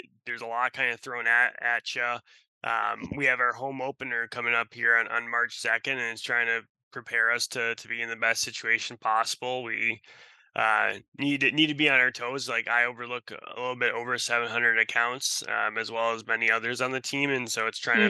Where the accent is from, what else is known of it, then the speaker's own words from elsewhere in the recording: Russia; also born or lived in Wisconsin, United States; now in Seattle, United States; I'm from Russia. I was born in Russia. And so coming to the United States